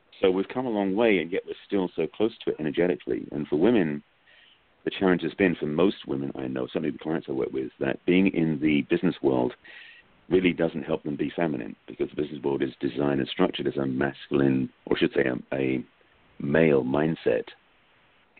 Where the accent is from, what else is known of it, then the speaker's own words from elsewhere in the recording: England, United Kingdom; moved away; I'm from England